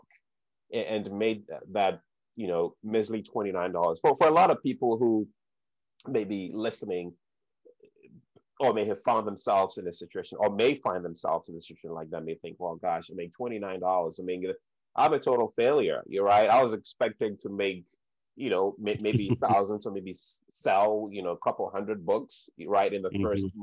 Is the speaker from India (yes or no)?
no; Ghana; growing up in Ghana